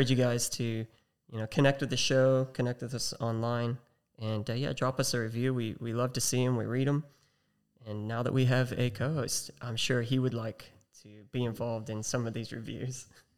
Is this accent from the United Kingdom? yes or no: no; United States; accent: American; now in Australia; we got two Americans hosting a podcast based out of Australia